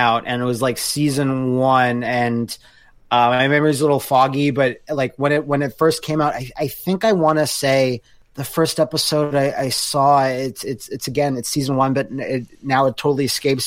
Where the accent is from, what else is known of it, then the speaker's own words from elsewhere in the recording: Canada; Us Canadians all tucked away down there.